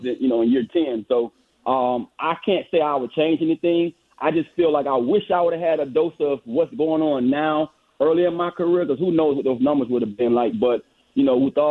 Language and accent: English; Miami, Florida, United States; moved away; I'm a Florida guy. I grew up in Miami, Florida.